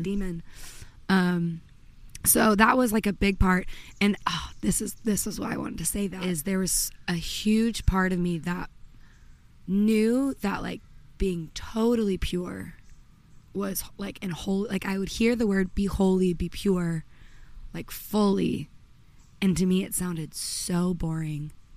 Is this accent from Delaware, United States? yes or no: no; Redondo Beach, California, United States; moved away as an adult; also born or lived in Pennsylvania / Nashville; I grew up in Los Angeles suburbs in Redondo Beach, which was kind of like a sleepy surfer town